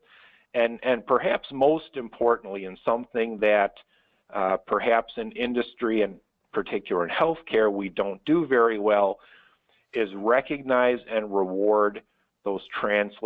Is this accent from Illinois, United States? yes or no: yes; Chicago, Illinois, United States; my hometown of Chicago